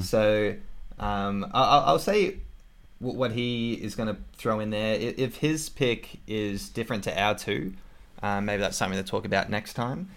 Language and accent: English; Australia; accent: Australian; my Australian accent